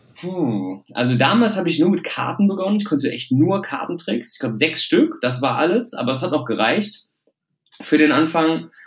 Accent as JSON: {"language": "German", "town": "Düsseldorf", "region": "North Rhine-Westphalia", "country": "Germany", "also_born_or_lived": "Hilden", "said": "ich komme aus Düsseldorf"}